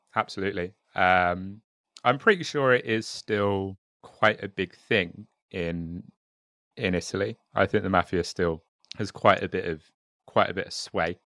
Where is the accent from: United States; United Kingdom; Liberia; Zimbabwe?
United Kingdom; I am very much British, um, with a bit of French